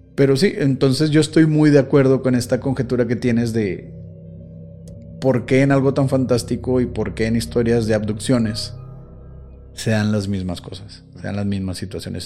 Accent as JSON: {"language": "Spanish", "country": "Mexico", "said": "somos mexicanos"}